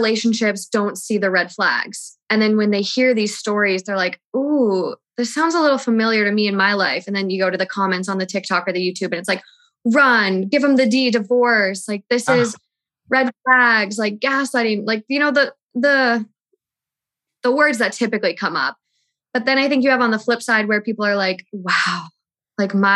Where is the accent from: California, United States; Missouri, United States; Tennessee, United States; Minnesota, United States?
Minnesota, United States; moved away as an adult; now in Los Angeles, United States; I'm from Minnesota